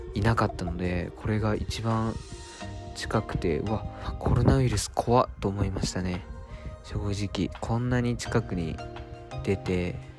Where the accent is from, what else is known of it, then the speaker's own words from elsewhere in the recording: Japan; moved away as an adult; now in Tokyo, Japan; 島育ちいきなり上京ライフといって島からいきなり上京してきて東京で大学生をやっている僕